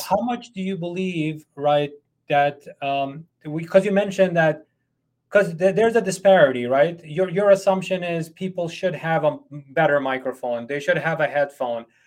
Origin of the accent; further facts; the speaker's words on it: United States; I'm an American boss